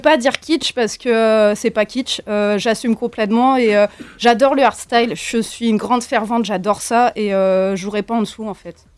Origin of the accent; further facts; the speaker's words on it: Morlaix, Brittany, France; je viens de Morlaix